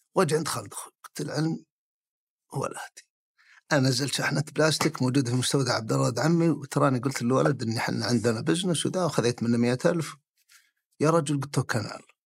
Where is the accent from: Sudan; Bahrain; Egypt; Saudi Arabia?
Saudi Arabia; Al-Kharj, Riyadh Province; also born or lived in Jeddah; يوم صرت ثالث ابتدائي نقلنا الخرج